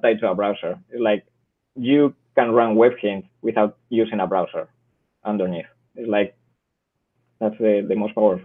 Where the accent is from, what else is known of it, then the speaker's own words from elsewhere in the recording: Spain; English is a second language; I'm from Spain